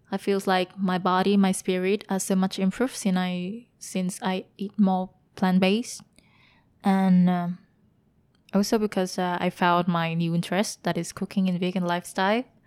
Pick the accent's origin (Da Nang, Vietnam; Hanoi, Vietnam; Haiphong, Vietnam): Hanoi, Vietnam; moved away as an adult; also born or lived in Germany / Taiwan / Belgium; now in Ho Chi Minh City, Vietnam; I'm from Hanoi